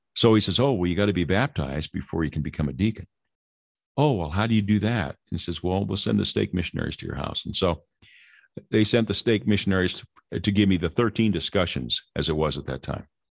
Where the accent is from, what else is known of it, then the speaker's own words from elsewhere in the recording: Lynwood, California, United States; I grew up in Southern California in a place called Linwood